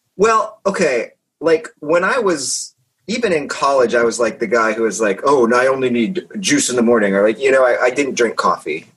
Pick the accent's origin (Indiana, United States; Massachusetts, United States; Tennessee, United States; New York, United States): Indiana, United States; moved away; I'm from Indiana originally